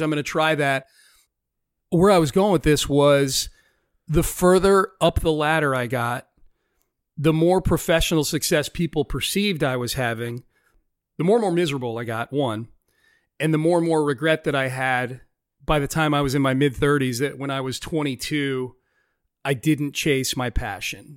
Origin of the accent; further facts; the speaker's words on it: just outside of Hartford, Connecticut, United States; moved away as an adult; also born or lived in Pittsburgh, Pennsylvania / Denver, Colorado / Chicago, Illinois; now in Houston, United States; I spent most of my formative years in Connecticut, just outside of Hartford, Connecticut. Moved there when I was in third or fourth grade